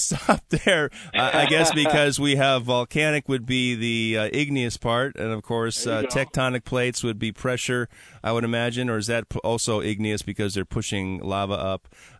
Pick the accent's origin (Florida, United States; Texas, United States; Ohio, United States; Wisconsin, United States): Wisconsin, United States; Milwaukee; now in Washington, United States; I, of course, am from Milwaukee, Wisconsin.